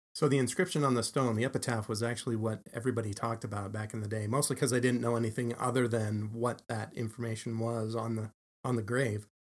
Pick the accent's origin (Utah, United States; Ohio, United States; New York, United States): Utah, United States; Salt Lake City; I'm a townie. um, lived here all my life